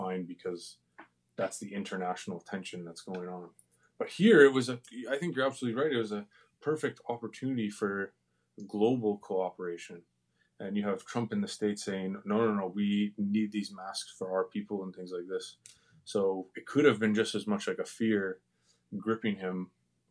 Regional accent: Canada; as Canadian citizens

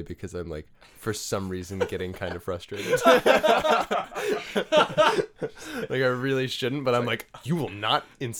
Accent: Arlington, Virginia, United States; born there; I was born in Arlington.

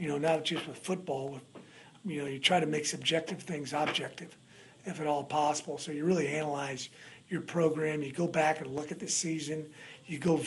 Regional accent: Kansas City, United States; moved away as an adult; now in New Orleans, United States; I'm from Kansas City originally

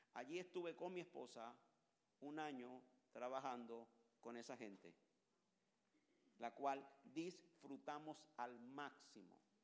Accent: Colombia; Yo no soy gringo, yo soy colombiano.

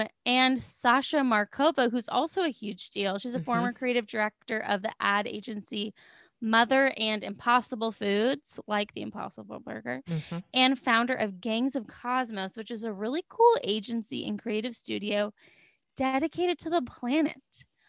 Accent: California, United States; And I was like, I'm from California.

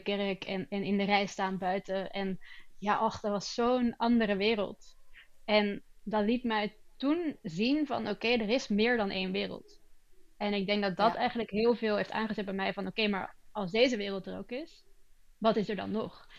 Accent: Antwerp, Flanders, Belgium; also born or lived in Rotterdam, Netherlands; now in Sweden; het verhuizen op een heel jonge leeftijd. Ik ben van Rotterdam naar Antwerpen verhuisd

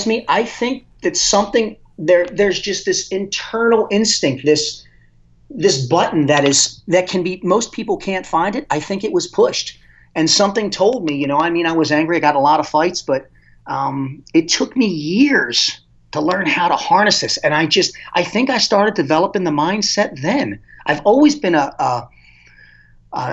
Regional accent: Dundalk, Maryland, United States; I grew up in Dundalk, Maryland, which is not a good part of town

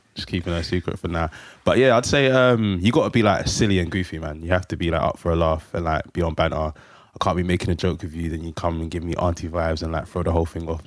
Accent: London, United Kingdom; I'm from Hackney.

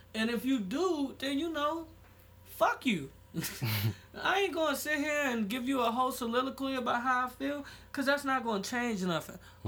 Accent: United States; I was fucking born here

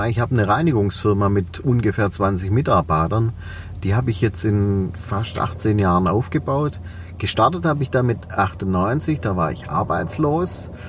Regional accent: Reutlingen, Baden-Württemberg, Germany; accent: Swabian; man hört es an meinem Dialekt. Ich komme aus Reutlingen, aus, ja. dem, aus dem Schwäbischen

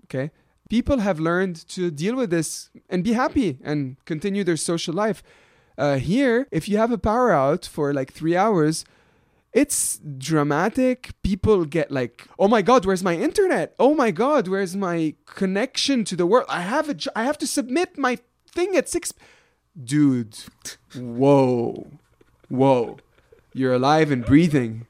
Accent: Lebanon; moved away as an adult; now in Canada; my experience growing up in Lebanon

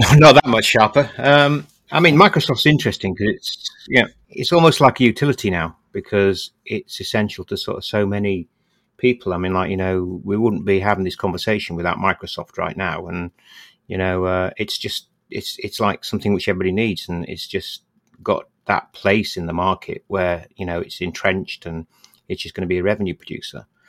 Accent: Bradford, Yorkshire and the Humber, United Kingdom; when I grew up in Bradford, we had two little local cinemas

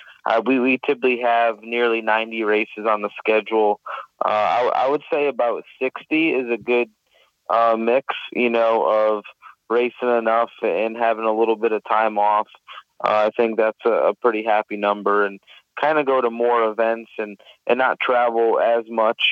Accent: Connecticut, United States; I'm from Connecticut.

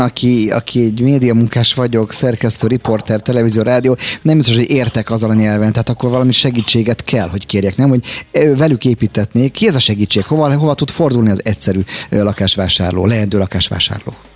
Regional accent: Budapest, Hungary; én 48 négyzetméteren nőttem fel a főváros Visegrádi utcájában

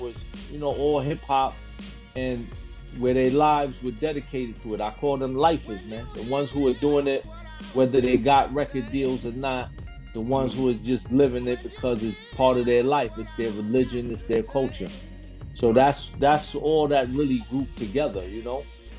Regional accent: Miami, Florida, United States; I came from Florida as well, man. I came from Miami too.

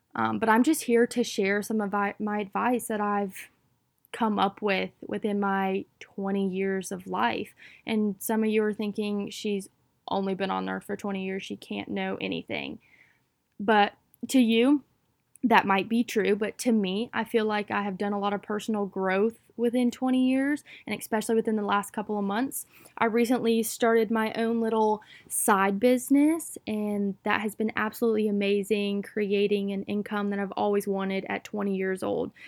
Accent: Wilmington, North Carolina, United States; I am from Wilmington, North Carolina, out on the East Coast

